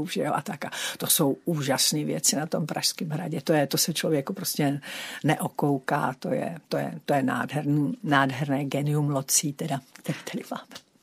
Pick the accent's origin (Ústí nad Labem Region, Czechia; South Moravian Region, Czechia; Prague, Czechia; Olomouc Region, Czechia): Prague, Czechia; moje kořeny, moje osobní už jsou tady v Praze a já jsem prostě oddaná Pražačka, Prahu miluju